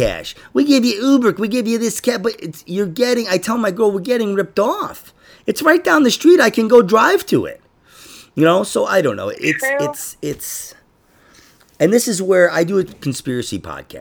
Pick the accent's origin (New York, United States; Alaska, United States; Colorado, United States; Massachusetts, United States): New York, United States; New York City; I grew up in Queens.